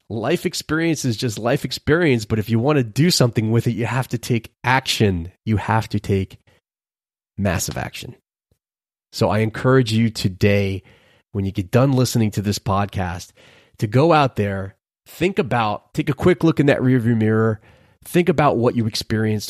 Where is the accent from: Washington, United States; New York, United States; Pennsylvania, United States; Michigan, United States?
New York, United States; New York City; moved away; growing up in Brooklyn, for a period of time in my life